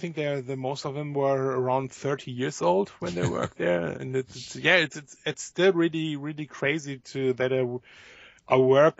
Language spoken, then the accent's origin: English; Germany; born there; Yes, because I was born in Germany, but working for them.